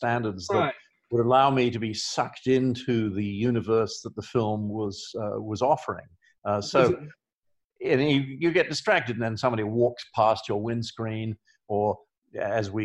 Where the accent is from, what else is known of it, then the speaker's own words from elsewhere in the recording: England, United Kingdom; also born or lived in Australia / Los Angeles; now in Oregon, United States; I grew up in England